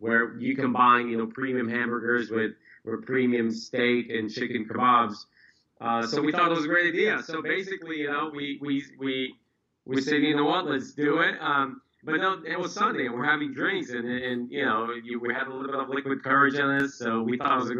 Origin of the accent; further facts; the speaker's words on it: Brazil; now in United States; I was actually born and raised in Brazil, moved to the States right around 2001